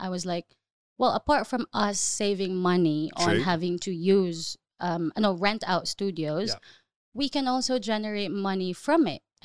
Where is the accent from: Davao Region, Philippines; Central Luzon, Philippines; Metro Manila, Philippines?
Davao Region, Philippines; Davao City; moved away as an adult; now in Dubai, United Arab Emirates; I grew up in the Philippines